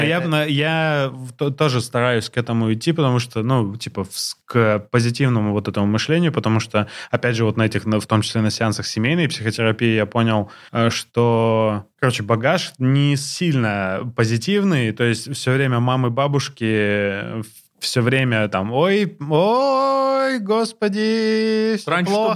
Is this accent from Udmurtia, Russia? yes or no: no; Blagoveshchensk, Amur Oblast, Russia; moved away as an adult; now in Moscow, Russia; когда я переехал сюда, и там меня мой новый коллега, москвич, спросил, а ты откуда? Я сказал, из Благовещенска